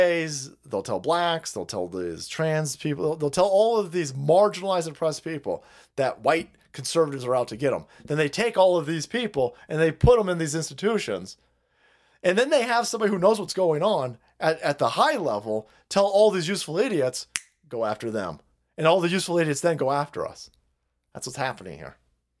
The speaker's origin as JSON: {"language": "English", "town": "Tempe", "region": "Arizona", "country": "United States", "tie": "born or raised there", "said": "second largest river in the home state of Arizona, is the Salt River, which flows through my hometown of Tempe, home of the Sun Devils."}